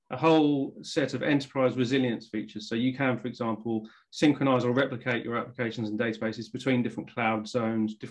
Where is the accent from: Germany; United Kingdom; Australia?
United Kingdom; England; accent: English